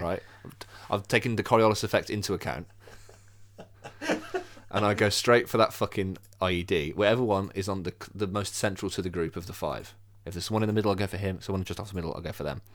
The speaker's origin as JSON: {"language": "English", "town": "Birmingham", "region": "West Midlands", "country": "United Kingdom", "said": "I'm from Birmingham."}